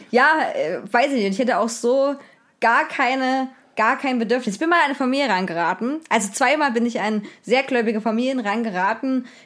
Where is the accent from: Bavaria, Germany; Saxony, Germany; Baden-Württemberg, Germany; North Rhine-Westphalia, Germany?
Saxony, Germany; Rheinsdorf; Ich kann ja sagen, wo ich herkomme aus Rheinsdorf, ist nah an Zwickau, ist äh, bekannt durch das Zwickau ist ja bekannt durch die NSU und durch Trabant